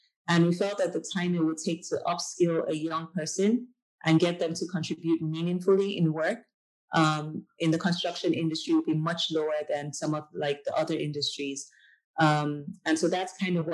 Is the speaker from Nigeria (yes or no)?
yes; Nigeria; moved away as an adult; I'm Nigerian. I am a proud returnee to Africa. So I left Nigeria in 2012